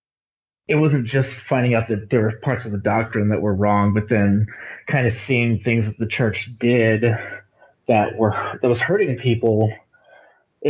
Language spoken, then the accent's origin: English; Texas, United States; I'm actually from Texas. I didn't really spend any time in Utah